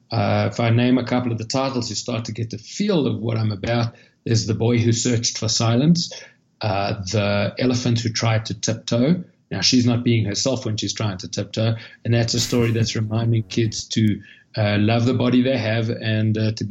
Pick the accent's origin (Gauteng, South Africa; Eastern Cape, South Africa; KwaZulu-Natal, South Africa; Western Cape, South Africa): Western Cape, South Africa; Cape Town; moved away as an adult; now in United States; you'll hear from the accent that I'm not a local. I'm from Cape Town, South Africa.